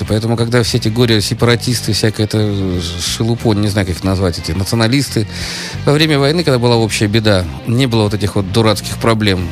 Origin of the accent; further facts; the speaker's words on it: Saint Petersburg, Russia; мое детство прошел на Марата 80, как раз э, Тюзовский этот самый э, парк